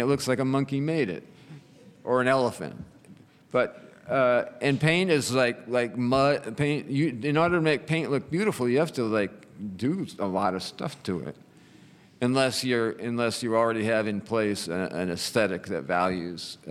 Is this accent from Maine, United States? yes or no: yes; Maine, United States; I grew up in Maine. It's a very depressing place to grow up.